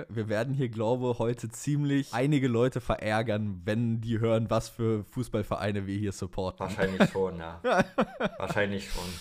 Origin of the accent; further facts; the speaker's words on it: Berlin, Germany; born there; Ich bin gebürtiger Berliner, ja. Hab äh, jetzt nicht ewig lang in Berlin gelebt, aber ja, gebürtig bin ich Berlin.